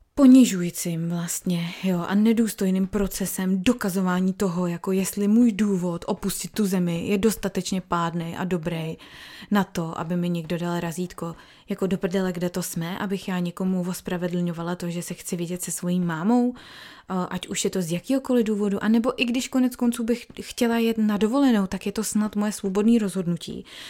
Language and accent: Czech; Czechia; now in New South Wales, Australia; jako jsme my Češi